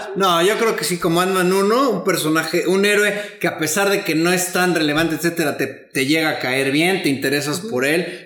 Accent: Mexico; los mexicanos somos conocidos por ser buena onda

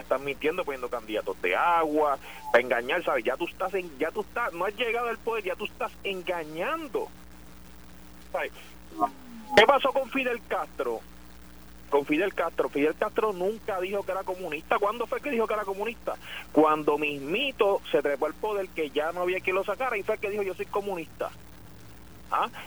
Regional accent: San Juan, Puerto Rico; de San Juan, yo soy sanjuanero.

